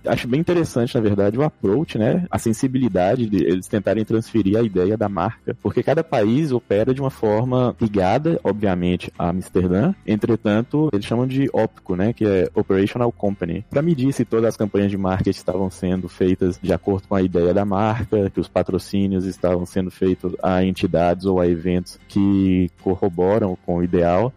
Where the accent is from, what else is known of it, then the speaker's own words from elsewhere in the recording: Montes Claros, Minas Gerais, Brazil; moved away as an adult; also born or lived in Belo Horizonte, Brazil / Guadalajara, Mexico; now in Monterrey, Mexico; eu sou de Montes Claros, norte de Minas Gerais.